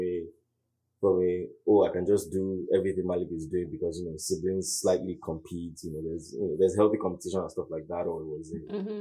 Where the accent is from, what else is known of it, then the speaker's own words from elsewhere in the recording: Nigeria; moved away as an adult; now in United States; Growing up in Nigeria